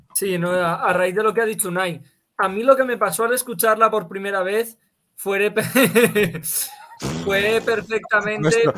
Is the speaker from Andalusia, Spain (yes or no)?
yes; Andalusia, Spain; moved away; mi pueblo de Andalucía